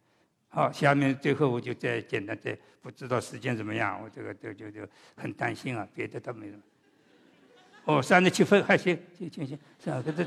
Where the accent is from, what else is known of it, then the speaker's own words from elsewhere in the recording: Shanghai, China; also born or lived in Suzhou; 我是半个上海人，半个苏州话。我在上海，别人知道我是苏州人；我在苏州，别人就叫我是上海人。